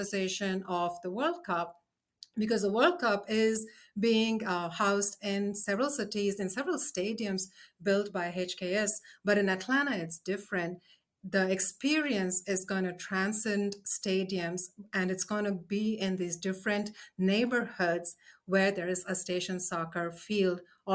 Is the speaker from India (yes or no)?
yes; India; moved away; I come from India